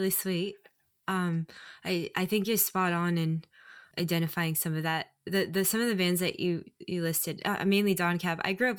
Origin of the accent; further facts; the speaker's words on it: San Jose, California, United States; I just, you know, went to school, born and raised, grew up doing classical music.